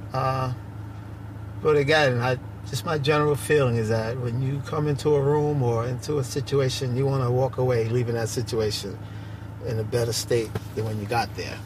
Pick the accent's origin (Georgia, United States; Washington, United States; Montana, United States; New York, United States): New York, United States; New York City; I grew up in Bedford Stuyvesant, Brooklyn